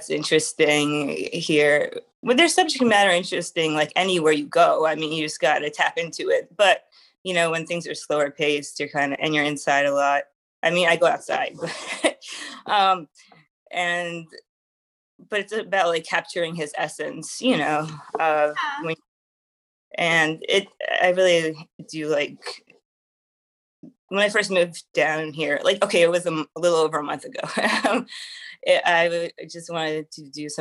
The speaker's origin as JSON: {"language": "English", "area": "Long Island", "region": "New York", "country": "United States", "said": "I'm from Long Island"}